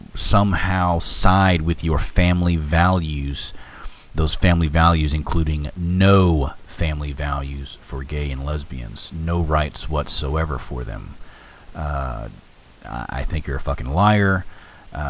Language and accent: English; Texas, United States; I'm a Texan